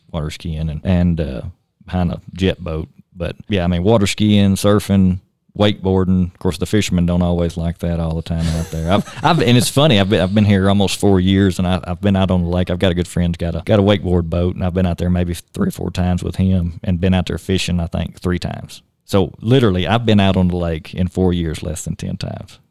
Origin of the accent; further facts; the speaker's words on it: Tennessee, United States; moved away as an adult; now in Shoshoni, Wyoming, United States; born and raised in Tennessee. Grew up hunting and fishing on a small farm down there